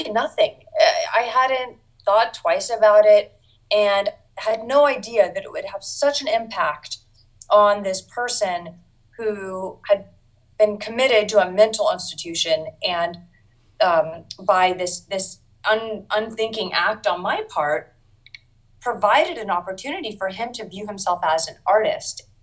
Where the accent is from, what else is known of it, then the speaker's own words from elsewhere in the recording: Washington, District of Columbia, United States; I grew up in Washington, D.C., lived here almost my whole life